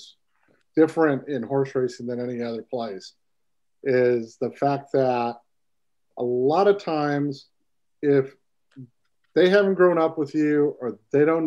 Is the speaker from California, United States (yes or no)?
yes; Santa Anita circuit, California, United States; I grew up on the Santa Anita circuit